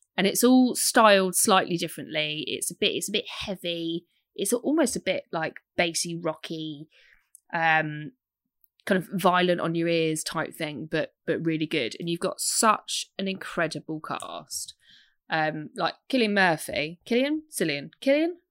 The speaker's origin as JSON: {"language": "English", "country": "United Kingdom", "said": "I'm British."}